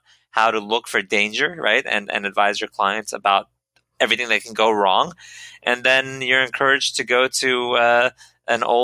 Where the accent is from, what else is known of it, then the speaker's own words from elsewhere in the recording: Silicon Valley, California, United States; I grew up in Silicon Valley